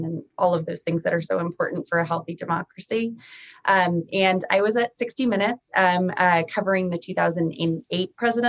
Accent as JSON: {"language": "English", "region": "Rhode Island", "country": "United States", "also_born_or_lived": "Washington, District of Columbia, United States / Chicago", "moved": "as an adult", "said": "I got very lucky to get a job for my home state senator, Jack Reed. I'm from Rhode Island"}